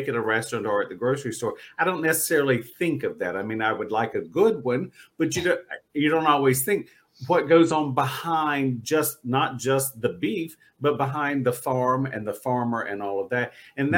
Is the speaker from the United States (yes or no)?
yes; North Carolina, United States; and I grew up in North Carolina